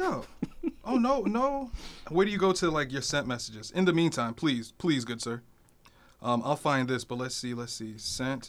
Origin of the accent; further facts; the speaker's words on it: Newark, New Jersey, United States; moved away; I grew up in New Jersey, right? So I grew up in, like, like Newark